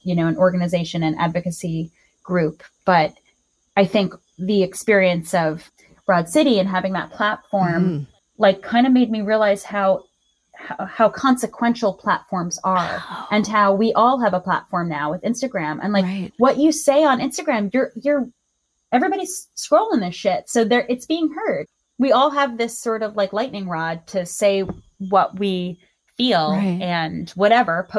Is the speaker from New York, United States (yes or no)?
yes; Long Island, New York, United States; I grew up on Long Island